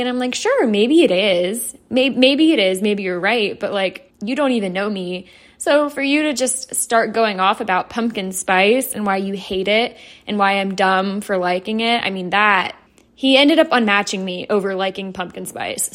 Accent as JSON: {"language": "English", "town": "Atlanta", "region": "Georgia", "country": "United States", "said": "I'm from Atlanta, so I live very close to Athens, Georgia"}